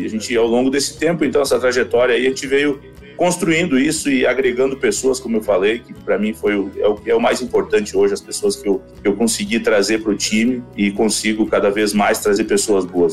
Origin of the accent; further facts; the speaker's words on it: the South, Rio Grande do Sul, Brazil; also born or lived in Palmeira das Missões / Panambi; a gente veio lá do Sul